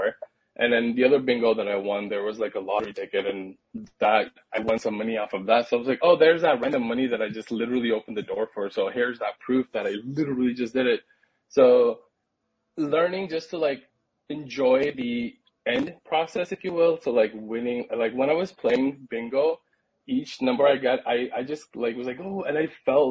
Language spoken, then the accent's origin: English; Pakistan; now in United States; I come from Pakistan, so like a conservative Muslim background